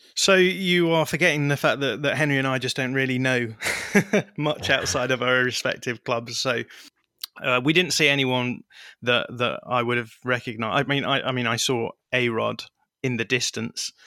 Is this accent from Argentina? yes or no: no; United Kingdom; for someone growing up in Britain